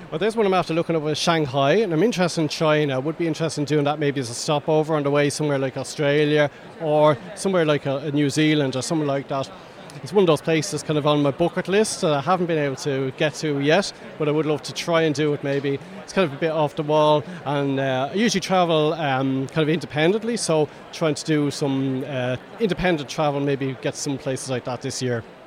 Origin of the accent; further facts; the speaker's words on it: Stillorgan, Leinster, Ireland; from Stillorgan, County Dublin.